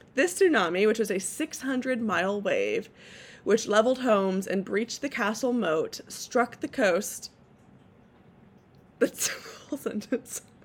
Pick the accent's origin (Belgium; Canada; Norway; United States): United States; California; now in Portland, United States; my my home state and the best state in the union, California